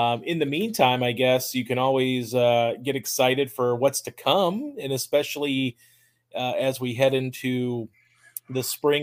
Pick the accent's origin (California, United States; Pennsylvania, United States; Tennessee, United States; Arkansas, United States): Tennessee, United States; my home state of Tennessee